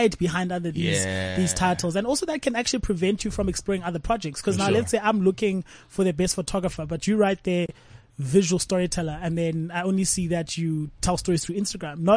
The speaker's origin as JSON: {"language": "English", "country": "South Africa", "said": "as South Africans"}